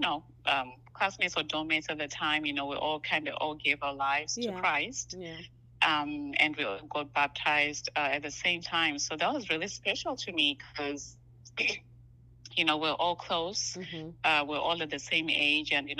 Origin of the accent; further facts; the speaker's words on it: Zimbabwe; now in United States; I'm originally from Zimbabwe, which is on the southern part of Africa.